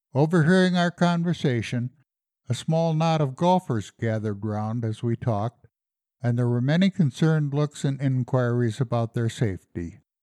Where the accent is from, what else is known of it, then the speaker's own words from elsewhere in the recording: Colorado, United States; also born or lived in the Midwest; I came to Colorado when I was ten years old